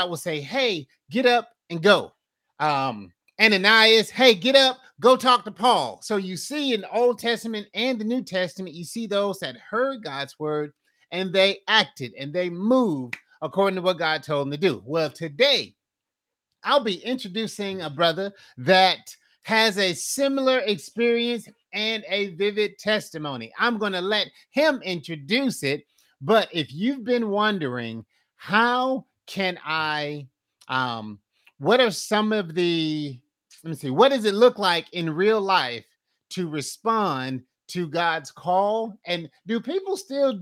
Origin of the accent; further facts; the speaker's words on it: Fort Myers, Florida, United States; I'm originally from Fort Myers